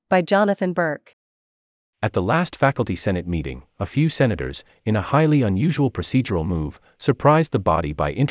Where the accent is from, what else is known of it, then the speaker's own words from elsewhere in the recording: South Africa; I grew up in South Africa under apartheid.